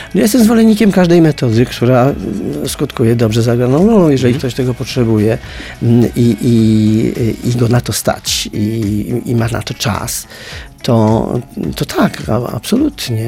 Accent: a village near Częstochowa, Silesian Voivodeship, Poland; ja pochodzę ze wsi pod Częstochową

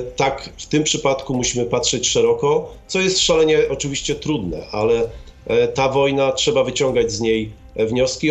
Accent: Gdańsk, Pomeranian Voivodeship, Poland; urodziłem się w Gdańsku

